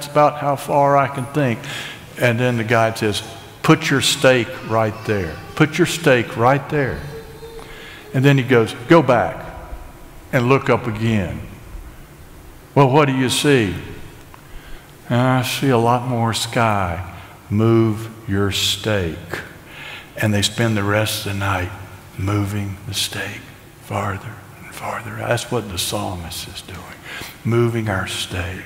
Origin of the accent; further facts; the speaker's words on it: Asheville, North Carolina, United States; I'm an American. I'm a Southerner. I'm an Ashevillian.